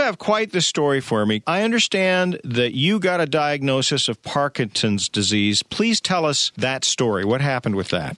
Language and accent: English; Bremerton, Washington, United States; my hometown, Bremerton